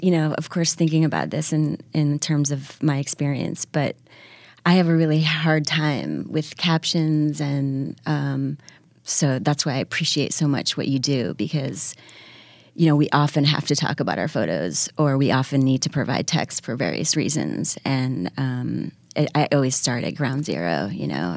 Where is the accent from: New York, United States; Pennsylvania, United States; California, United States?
New York, United States; Syracuse; now in New York, United States; I was raised outside of Syracuse.